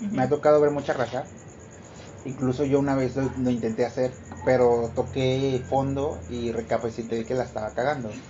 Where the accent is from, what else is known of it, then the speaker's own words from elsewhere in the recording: General Escobedo, Nuevo León, Mexico; donde vivimos eh, yo y mi prima Karen, por, acá, este... somos de Escobedo